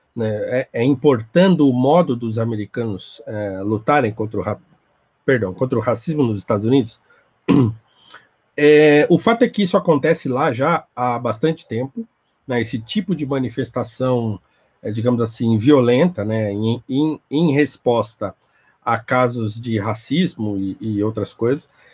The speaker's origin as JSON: {"language": "Portuguese", "country": "Brazil", "said": "todos nós enquanto brasileiros"}